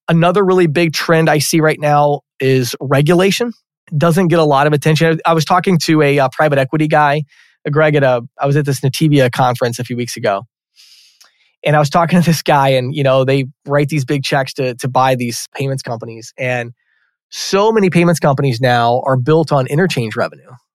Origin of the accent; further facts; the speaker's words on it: Chicago, Illinois, United States; I grew up out near Chicago in the, in the suburbs there